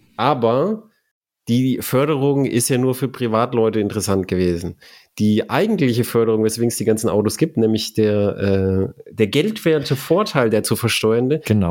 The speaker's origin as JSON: {"language": "German", "country": "Germany", "said": "bei uns in Deutschland"}